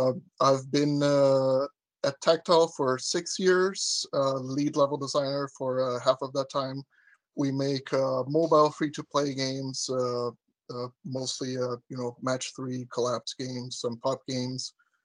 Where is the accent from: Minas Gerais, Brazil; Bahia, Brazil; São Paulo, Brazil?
São Paulo, Brazil; São Caetano do Sul; moved away as an adult; now in Copenhagen, Denmark; Originally from the up-to city of São Caetano do Sul in São Paulo.